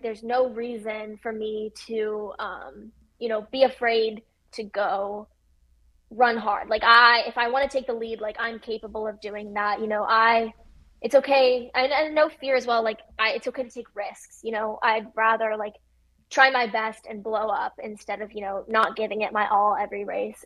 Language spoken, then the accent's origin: English; Midwest, United States; growing up in the Midwest